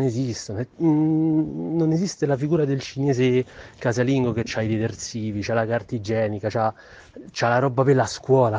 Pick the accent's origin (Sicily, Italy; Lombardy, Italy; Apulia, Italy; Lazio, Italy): Lazio, Italy; Rome; born or raised there; moved away as an adult; now in Milan, Italy